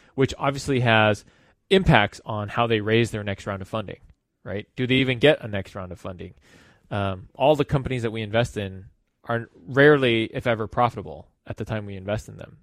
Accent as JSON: {"language": "English", "town": "Los Angeles", "region": "California", "country": "United States", "tie": "born or raised there", "said": "I was born and raised in Los Angeles"}